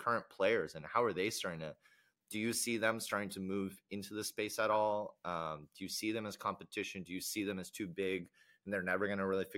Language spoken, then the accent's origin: English; United States; I can speak as an American, in the US at least